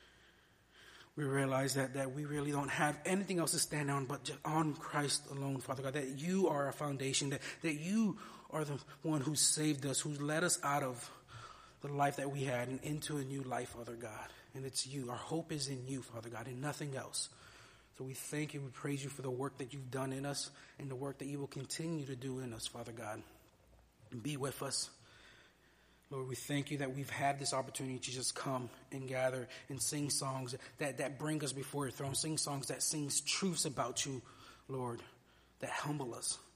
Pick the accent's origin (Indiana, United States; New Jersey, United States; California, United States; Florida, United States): Florida, United States; Miami; moved away as an adult; I spent the first 22 years of my life growing up in Miami